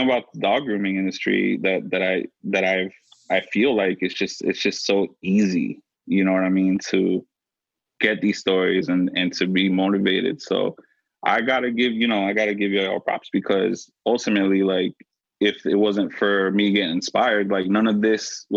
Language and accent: English; Florida, United States; now in Philadelphia, United States; I'm from Florida